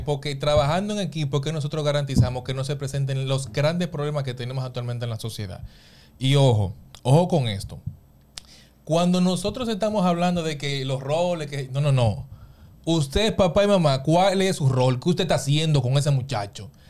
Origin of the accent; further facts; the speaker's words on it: San Pedro de Macorís, Dominican Republic; Nosotros que somos de San Pedro de Macorís